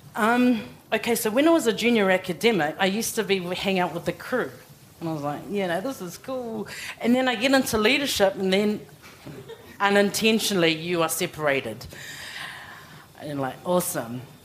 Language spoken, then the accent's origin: English; Auckland, New Zealand; also born or lived in Tokoroa, New Zealand / Samoa (ancestral villages); I was born in Tokoroa, and I've lived and been brought up in West Auckland, and I'm still there now.